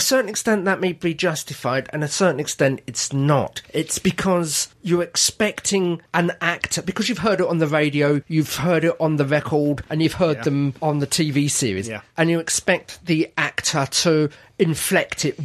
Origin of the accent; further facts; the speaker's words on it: United Kingdom; I'm British